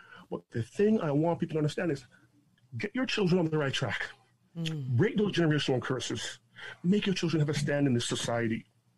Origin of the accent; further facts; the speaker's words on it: Jamaica; now in Toronto, Canada; It's an interesting journey that I embarked upon when I immigrated to Canada from Jamaica in 1979. My dad brought my sister and I here. We lived down by Elsington and Davenport in this city in Toronto.